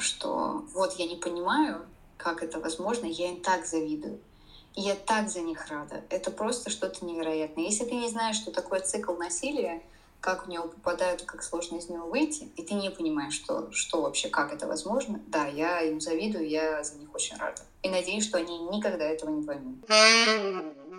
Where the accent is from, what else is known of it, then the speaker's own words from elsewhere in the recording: Saint Petersburg, Russia; first language Russian; moved away as an adult; now in Poland; в городе, который я люблю, в котором я родилась. А, я петербурженка в пятом поколении